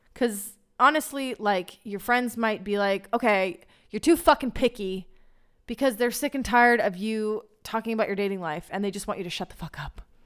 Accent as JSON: {"language": "English", "country": "United States", "moved": "yes", "lives_now": "Israel", "said": "as an American woman in Israel"}